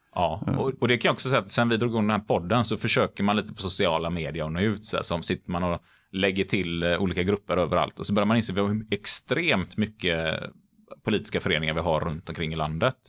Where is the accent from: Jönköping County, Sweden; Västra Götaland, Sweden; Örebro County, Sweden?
Västra Götaland, Sweden; Gothenburg; Nu är jag uppväxt i Majorna i Göteborg